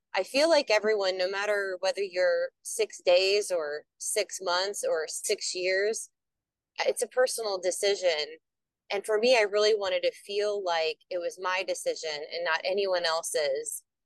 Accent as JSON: {"language": "English", "area": "the Twin Cities area", "region": "Minnesota", "country": "United States", "said": "I am from Minnesota, the Twin Cities area"}